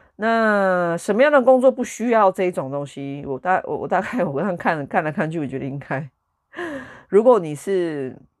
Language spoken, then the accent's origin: Chinese; Taiwan; moved away as an adult; now in United Kingdom; 我觉得我身为一个台湾人，我在台湾出生